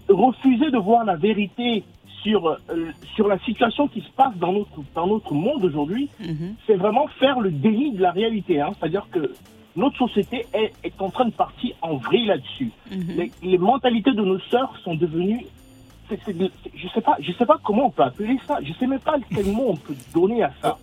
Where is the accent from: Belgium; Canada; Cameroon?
Cameroon; je suis camerounais comme toi